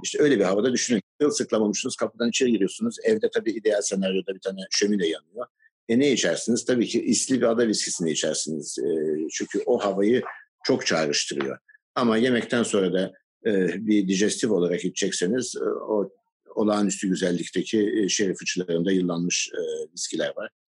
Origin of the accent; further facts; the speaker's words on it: Istanbul, Turkey; also born or lived in United Kingdom / Baltimore, Maryland, United States / Virginia, United States; Her ne kadar Maçka'da doğdum büyüdüm